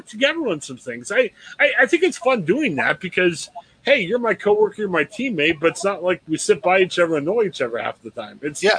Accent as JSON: {"language": "English", "town": "Louisville", "region": "Ohio", "country": "United States", "tie": "born or raised there", "also_born_or_lived": "Cambridge, Ohio", "said": "I grew up in Louisville, kind of in the Alliance area."}